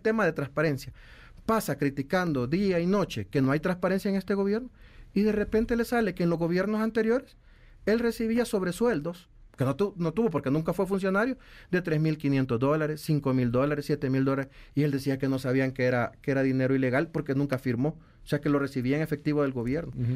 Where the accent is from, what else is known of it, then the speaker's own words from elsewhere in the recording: El Salvador; nosotros como salvadoreños